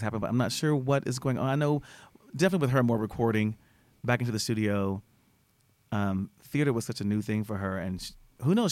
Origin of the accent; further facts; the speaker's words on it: Austin, Texas, United States; I'm from Austin